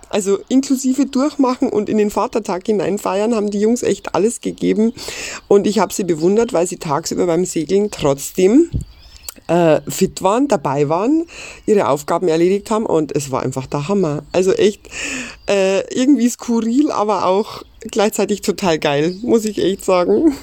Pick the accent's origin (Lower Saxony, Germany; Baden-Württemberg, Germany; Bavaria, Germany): Bavaria, Germany; Ammersee; ich komme aus Einried. das liegt am schönen Ammersee in Bayern